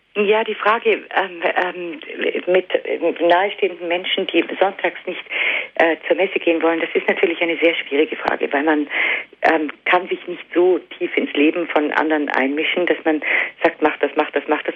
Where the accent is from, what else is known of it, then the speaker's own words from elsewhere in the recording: Allgäu, Bavaria, Germany; ich komme ja auch aus dem Allgäu